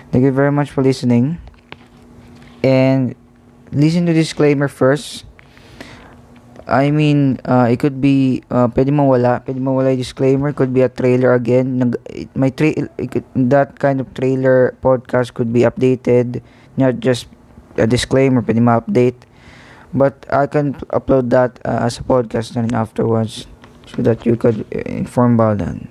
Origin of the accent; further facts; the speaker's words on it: Philippines; I'm a Filipino